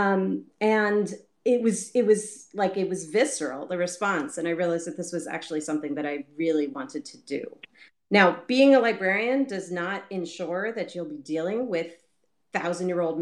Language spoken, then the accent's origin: English; Baltimore, Maryland, United States; I grew up in Baltimore